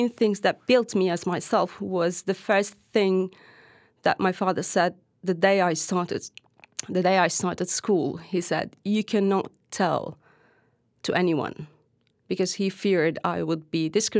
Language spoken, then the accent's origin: English; Hatay, Turkey; I'm from Hatay, which used to be called, in Arabic, used to be called Livaskenderun. And that is where my family is from, like my bigger family as well.